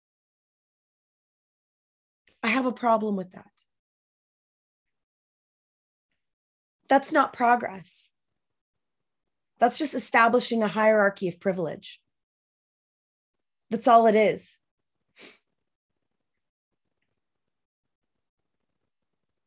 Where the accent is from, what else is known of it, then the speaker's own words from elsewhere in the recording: Moncton, New Brunswick, Canada; I was born and raised by myself in Moncton, New Brunswick, as the only one of my kind